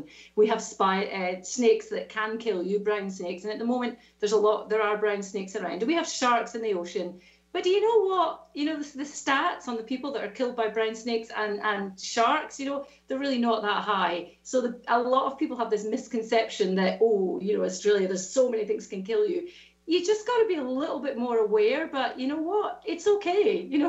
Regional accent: Scotland, United Kingdom; accent: Scottish; And I've never, ever lost my Scottish accent. Although if you speak to my mum or my brother, they sound slightly different to me. My accent is definitely softened unless I speak to them.

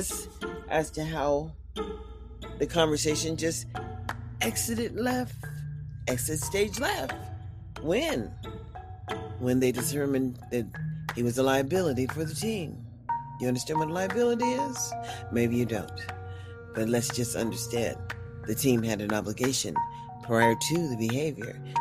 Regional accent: United States; also born or lived in Clark County; I'm African American. But it really doesn't matter. I'm an American first

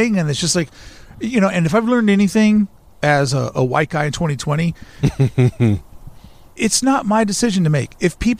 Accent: the South, United States; I am from the South.

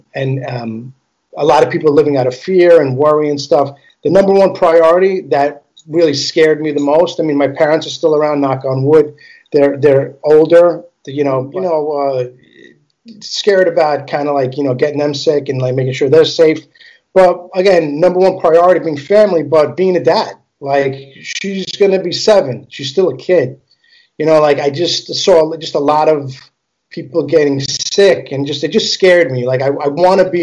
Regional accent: New York City, New York, United States; first language Italian; English is a second language; I was born and raised in Queens all my life. Astoria, Flushing, Whitestone, Bayside area

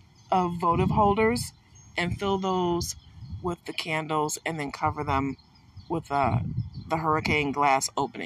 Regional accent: Michigan, United States; I'm from Michigan, and because of that, you know I'm surrounded by water

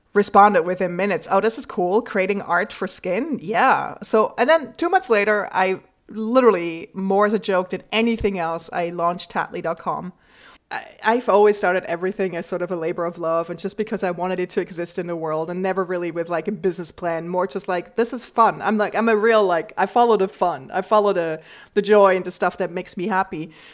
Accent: Switzerland; moved away as an adult; now in New York, United States; I grew up in the Swiss countryside and I moved to New York 20 years ago

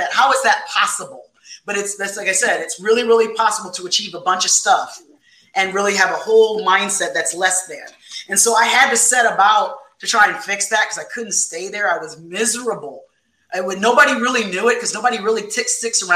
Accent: Fort Wayne, Indiana, United States; in my hometown, Fort Wayne, Indiana

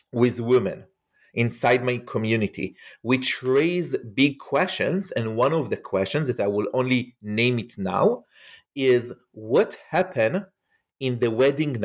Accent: Israel; moved away; as you can hear probably from my accent, I am not an American. I grew up in Israel

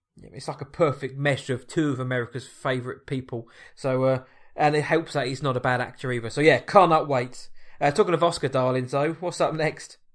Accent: England, United Kingdom; I Am English.

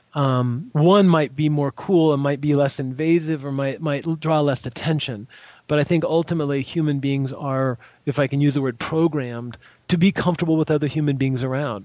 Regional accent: United States; I'm an American

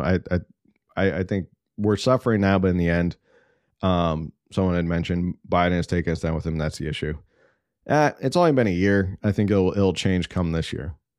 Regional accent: East Coast, United States; now in California, United States; I grew up on the East Coast

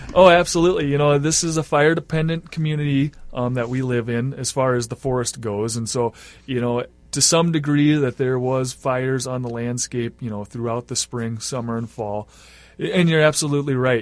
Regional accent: Iowa, United States; also born or lived in Grand Rapids, Minnesota; now in Bemidji, United States; I grew up in Iowa

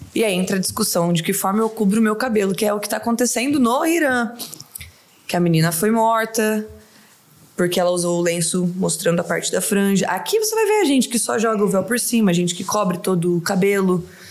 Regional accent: Itanabi, São Paulo, Brazil; moved away as an adult; also born or lived in São José do Rio Preto; now in Doha, Qatar; Eu sou de Itanabi.

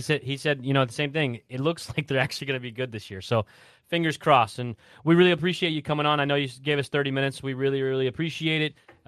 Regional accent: Southern Indiana, United States; I grew up in Southern Indiana, so it, everyone's a Hoosier

